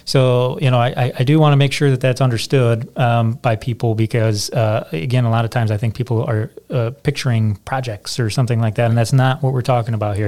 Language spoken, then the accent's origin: English; Michigan, United States; now in Indiana, United States; I'm originally from Michigan